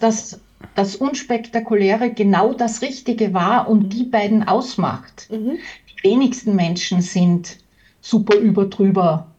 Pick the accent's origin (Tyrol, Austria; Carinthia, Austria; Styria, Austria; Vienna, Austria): Tyrol, Austria; bei uns in Tirol sowieso